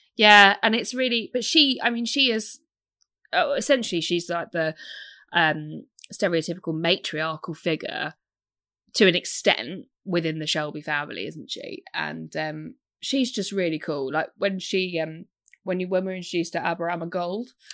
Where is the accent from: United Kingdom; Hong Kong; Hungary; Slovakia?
United Kingdom; I'm British.